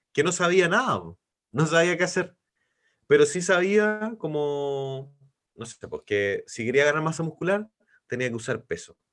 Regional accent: Los Ángeles, Biobío, Chile; moved away as an adult; now in Concepción, Chile; soy de Los Ángeles, vivo en Concepción hace 20 años

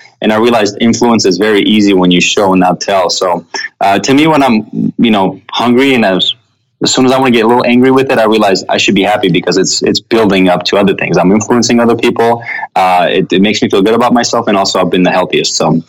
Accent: Russia; also born or lived in Armenia; When I was born in Armenia, and when I turned 7, my family moved to Russia. So I had to learn a language and a culture and fit in from scratch.

